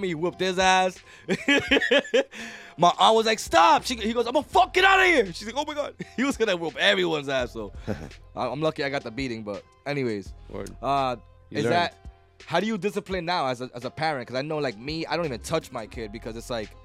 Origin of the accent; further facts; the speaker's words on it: Lawrence, Massachusetts, United States; I'm a Tower Hill kid